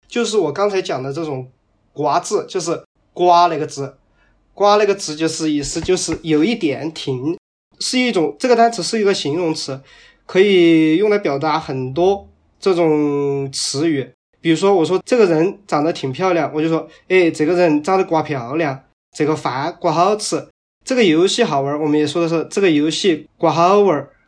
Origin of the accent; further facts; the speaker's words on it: Bazhong, Sichuan, China; also born or lived in United States; now in Chengdu, China; 我的家长，嗯，一直在我们八中生活、工作。然后我也是从，在八中长大的